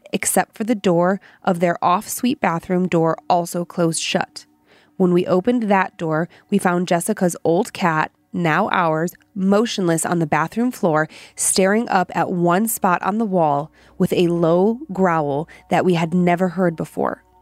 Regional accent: Parma Heights, Ohio, United States; now in Idaho, United States; I'm from Cleveland, Parma Heights

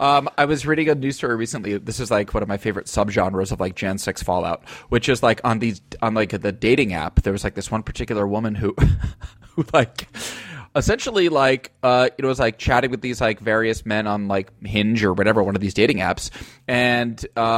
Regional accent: Voorheesville, New York, United States; moved away; my hometown Voorheesville friends

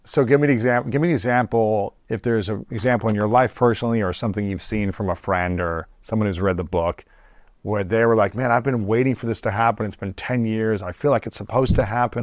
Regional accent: United States; growing up in America

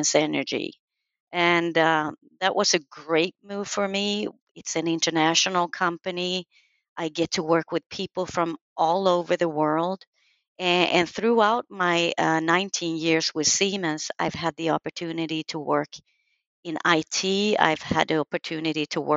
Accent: Sweden; I was born and raised in Sweden

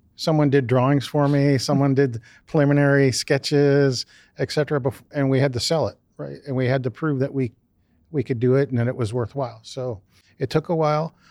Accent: Canal Fulton, Ohio, United States; I grew up just down the street in a small town south of here, Canal Fulton, Ohio.

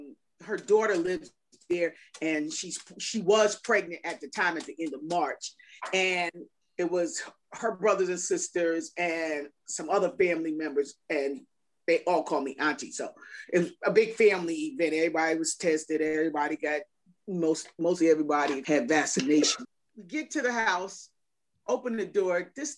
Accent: New Jersey, United States; Glad I grew up in Jersey.

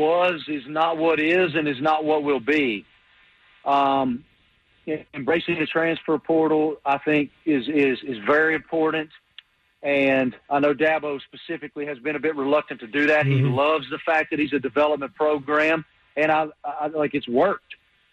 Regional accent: Appalachia, United States; I grew up in Appalachia. My daddy used to tell me all the time, boy, if it ain't broke, don't fix it

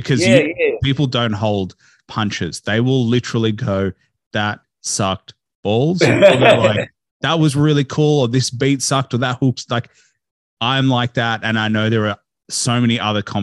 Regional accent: Australia; growing up in Australia

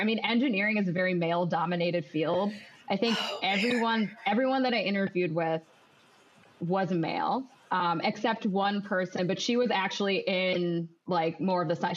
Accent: Ohio, United States; moved away as an adult; now in Chicago, United States; I'm originally born and bred in Ohio, and then I moved to Chicago to start work

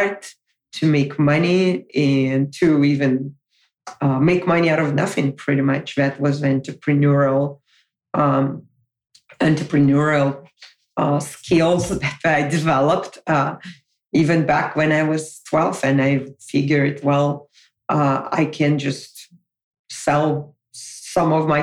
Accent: Moscow, Russia; moved away as an adult; now in United States; relocate from my hometown of Moscow, where I was born and raised, all the way to the United States

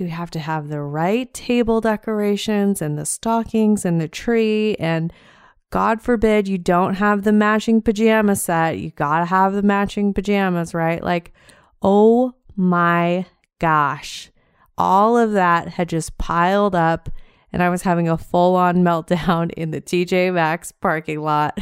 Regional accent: Montana, United States; now in Southwest Florida, United States; I am from Montana originally

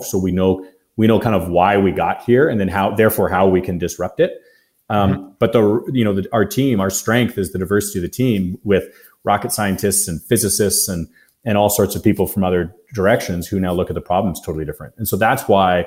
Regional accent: Canada; we're from Canada and we're in agriculture

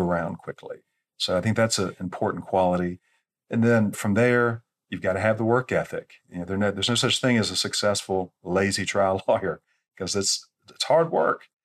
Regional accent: Atlanta, Georgia, United States; I grew up in Atlanta

